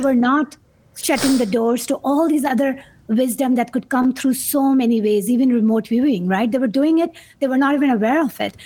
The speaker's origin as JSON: {"language": "English", "town": "Karachi", "region": "Sindh", "country": "Pakistan", "tie": "born or raised there", "moved": "yes", "said": "coming from a third world country, growing up in Pakistan, not supposed to go to school"}